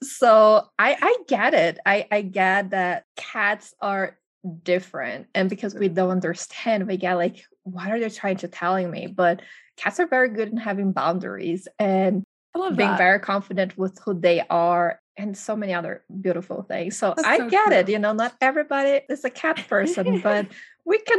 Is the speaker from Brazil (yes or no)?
yes; Brazil; moved away as an adult; now in United States; I'm originally from Brazil